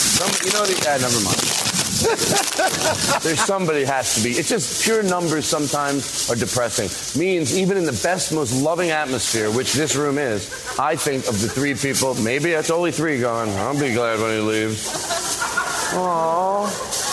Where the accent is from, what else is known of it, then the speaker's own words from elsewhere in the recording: Paoli, Pennsylvania, United States; Philadelphia, the suburbs